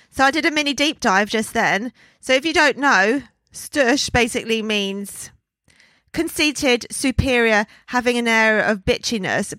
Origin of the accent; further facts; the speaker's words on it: London, United Kingdom; Born and raised in London